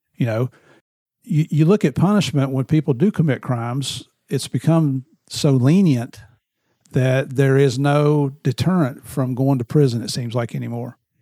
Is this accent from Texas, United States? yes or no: no; Tennessee, United States; also born or lived in West Virginia; I grew up in Tennessee and West Virginia. I'm like a cross between a redneck and a hillbilly.